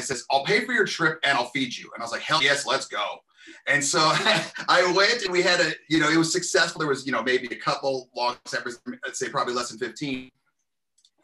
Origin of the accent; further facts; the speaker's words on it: Covina, California, United States; now in Lewiston, United States; I'm originally from Southern California, a small city named Covina, California